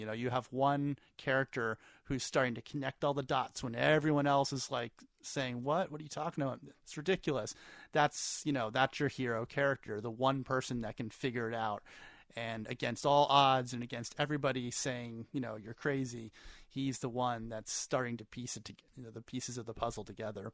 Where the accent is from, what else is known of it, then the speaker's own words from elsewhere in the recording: central Pennsylvania, United States; in my hometown growing up in central Pennsylvania